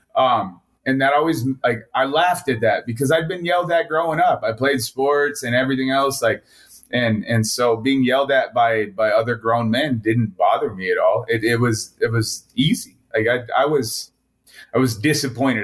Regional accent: Montana, United States; also born or lived in Wailuku, Hawaii; I was born in Wailuku, Hawaii, and then my family decided to come to the middle of nowhere, Montana, or back here, uh, which is actually where my mom's side of the family is from

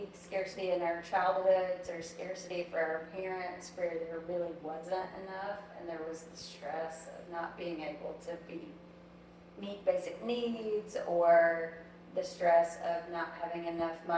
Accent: the South, United States; I am from the South

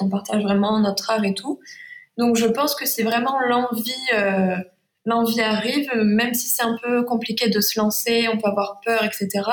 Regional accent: Saint-Rémy-de-Provence, Provence-Alpes-Côte d'Azur, France; accent: Provençal, chantant; Je suis à Saint-Rémy de Provence, donc en Provence, c'est de là que vient mon accent

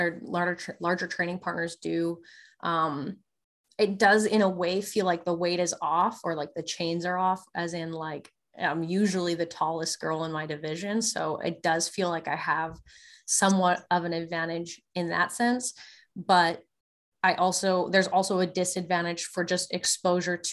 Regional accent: Lacombe, Alberta, Canada; moved away as an adult; also born or lived in Calgary; now in United States; I was born in Lacombe. So it's just like north of Red Deer, and Red Deer's in between Edmonton and Calgary.

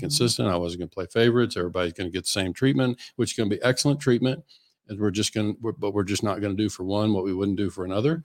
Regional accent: Western Oklahoma, United States; I grew up in Western Oklahoma

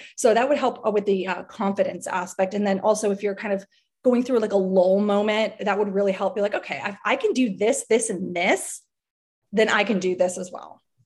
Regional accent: Miami, Florida, United States; I'm from South Florida, I'm from Miami

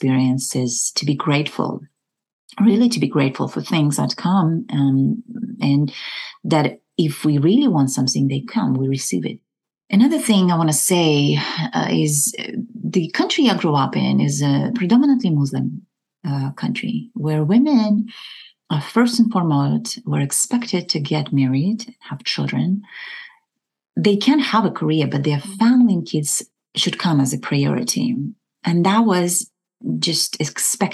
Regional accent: Kazakhstan; moved away; I was born in the Republic of Kazakhstan, and I was part of USSR at a time

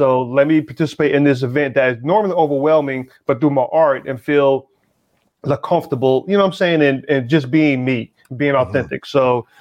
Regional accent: the South, United States; moved away; also born or lived in Atlanta / Philadelphia; I grew up in the South

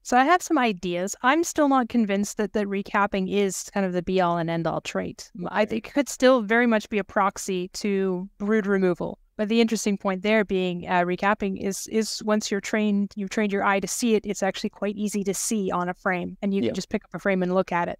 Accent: Canada; moved away as an adult; now in Norway; I was raised in Canada, but I've been working on honeybees in, in Europe exclusively

